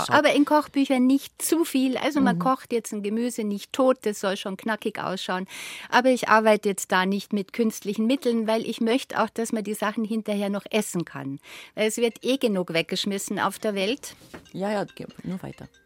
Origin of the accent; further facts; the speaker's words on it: Bavaria, Germany; bei uns im Allgäu war ja